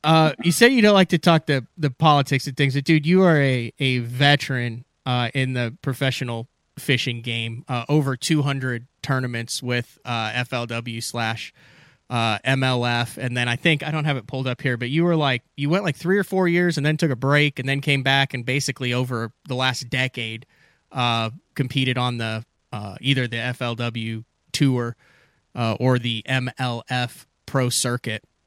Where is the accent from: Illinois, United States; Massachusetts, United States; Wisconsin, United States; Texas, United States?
Illinois, United States; Central; I'm from Illinois, grew up in in Central Illinois, got family in Ohio